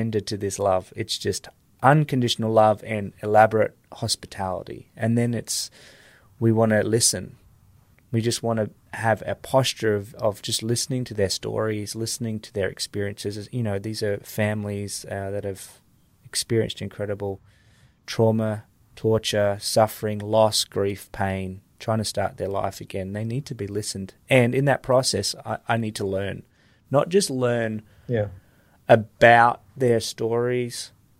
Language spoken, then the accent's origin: English; Australia; moved away; also born or lived in Iraq; I'm from Australia